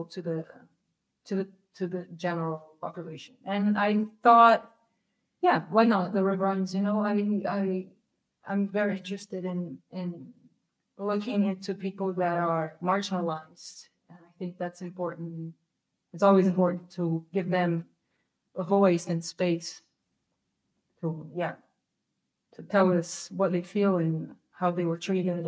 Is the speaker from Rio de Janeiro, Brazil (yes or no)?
yes; Rio de Janeiro, Brazil; I'm from Rio